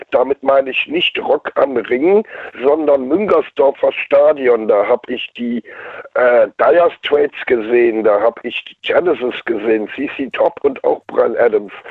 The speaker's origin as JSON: {"language": "German", "region": "Rhineland-Palatinate", "country": "Germany", "tie": "born or raised there", "said": "Mein Vater hat mir das damals beigebracht in meiner alten Heimat. Da war ein Badesee und den haben wir im Winter entdeckt, weil da eine Skipiste ist in der Nähe von Bad Hönningen im nördlichen Kreis Neuwied."}